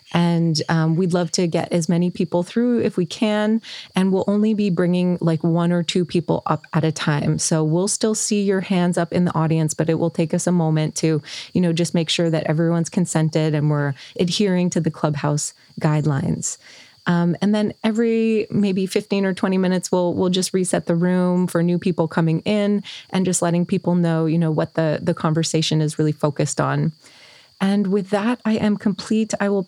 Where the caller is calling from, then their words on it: Hawaii, United States; I'm the host of the Psychedelic Leadership Podcast, and I'm calling in from the Big Island of Hawaii